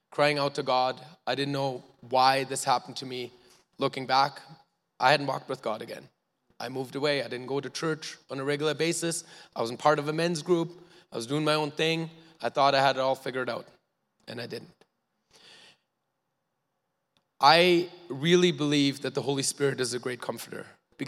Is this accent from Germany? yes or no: yes; Germany; now in Canada; I was born in Germany, to two loving parents who are here today